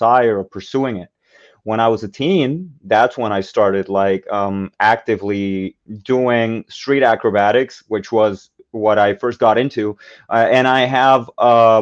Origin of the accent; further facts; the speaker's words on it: Puerto Rico; Like I grew up in Puerto Rico